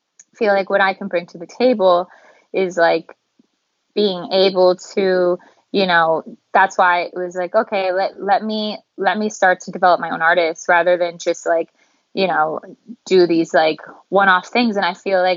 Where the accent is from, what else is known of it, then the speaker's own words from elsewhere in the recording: Calgary, Alberta, Canada; moved away as an adult; I'm from Calgary, Canada